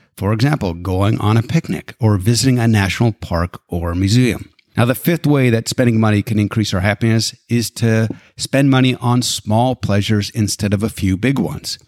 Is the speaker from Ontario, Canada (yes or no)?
no; Alberta, Canada; now in United States; I was born and raised in Alberta, Canada.